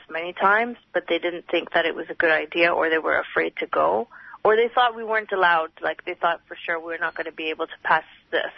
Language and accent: English; Northern District, Israel; I come from historic Palestine. I come from the Galilee. So the Galilee is inside Israel right now.